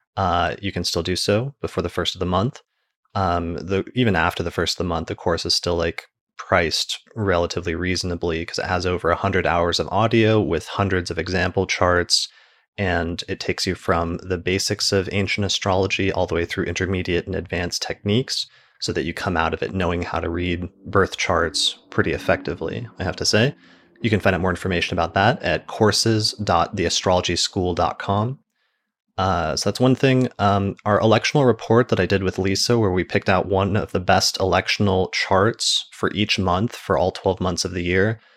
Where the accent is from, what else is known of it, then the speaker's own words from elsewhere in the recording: Colorado, United States; also born or lived in Seattle / Maryland; my home state